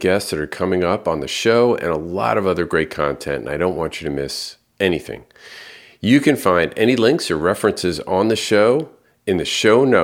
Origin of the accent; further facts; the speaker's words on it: Long Island, New York, United States; I grew up on Long Island, so every corner we had a Greek restaurant